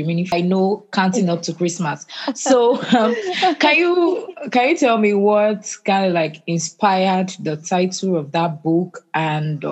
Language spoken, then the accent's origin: English; Nigeria; I'm from Nigeria